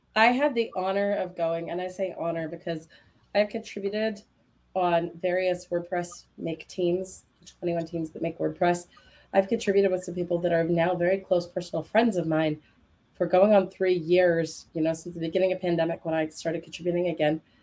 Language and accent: English; United States